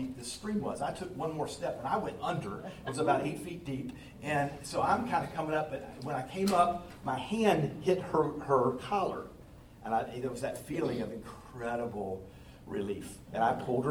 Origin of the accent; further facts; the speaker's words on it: Charlotte, North Carolina, United States; my hometown, Charlotte